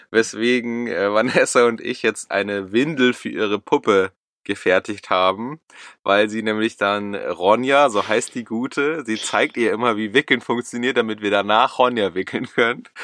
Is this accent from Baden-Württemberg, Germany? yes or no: no; Munich, Bavaria, Germany; So als Münchner ist es hier ungemütlich, würde ich mal sagen.